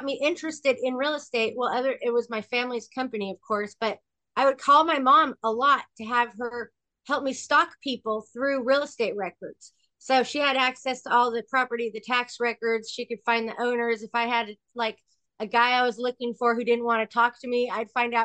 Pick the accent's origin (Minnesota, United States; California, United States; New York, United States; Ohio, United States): California, United States; Sacramento; I am from a little town in California called Sacramento